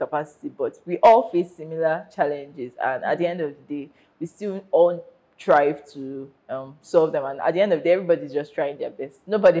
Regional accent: Nigeria; life as a Nigerian is hot.

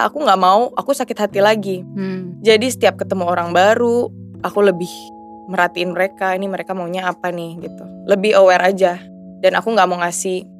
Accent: Indonesia; born there; Beruntung sih aku lahir di Indonesia

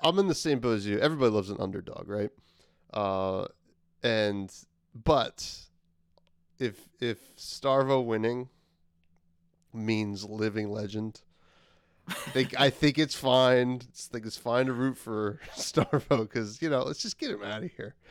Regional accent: New Jersey, United States; my home state of New Jersey

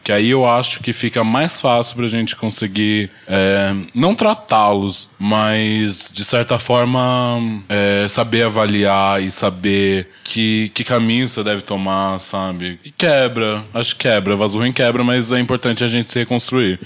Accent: Brazil; na minha quebrada, como eu passei maior parte da minha vida

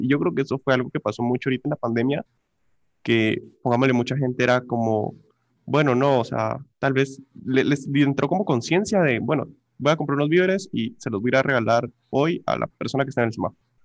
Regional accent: Guatemala; nosotros, como sociedad guatemalteca

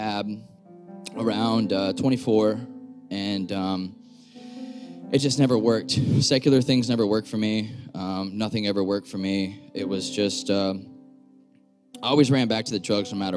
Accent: Florida, United States; moved away as an adult; now in Massachusetts, United States; I'm from Florida. I spent 27 years down there. I just moved up here about 8 months ago.

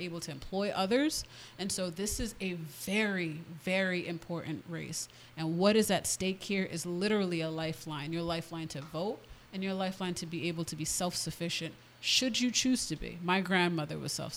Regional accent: Providence, Rhode Island, United States; also born or lived in Brooklyn, New York; When my parents divorced, moved to Rhode Island. I went to Gilbert Stuart, graduated from Hope.

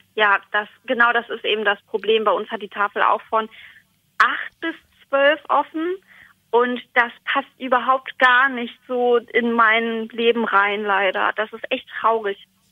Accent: Stadthagen, Lower Saxony, Germany; Ich komme aus Stadthagen in Niedersachsen.

